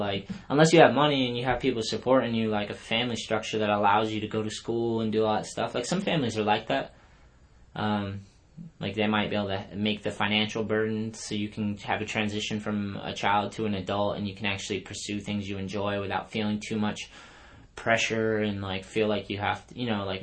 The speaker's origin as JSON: {"language": "English", "town": "Taunton", "region": "Massachusetts", "country": "United States", "tie": "born or raised there", "also_born_or_lived": "Long Beach", "said": "my hometown, Taunton"}